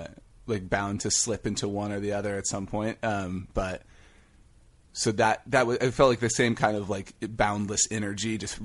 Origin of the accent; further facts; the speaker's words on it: Denton, Texas, United States; No, I'm from Texas, actually.